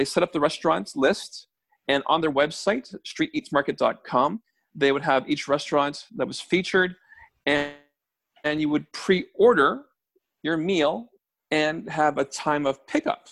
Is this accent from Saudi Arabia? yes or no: no; Toronto, Ontario, Canada; both Ken and I grew up in Scarborough, so Town Center, we know it quite well.